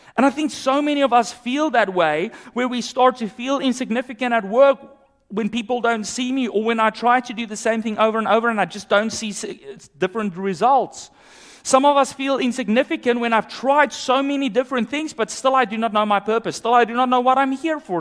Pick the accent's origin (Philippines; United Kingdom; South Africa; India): South Africa; moved away; growing up in South Africa